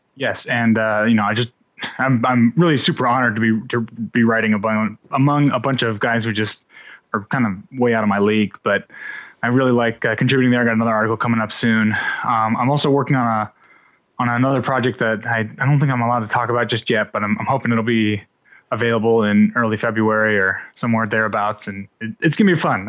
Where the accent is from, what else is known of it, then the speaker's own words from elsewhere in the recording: Panama City, Florida, United States; also born or lived in Indiana; I was born in Indiana, grew up watching W G N here in Panama City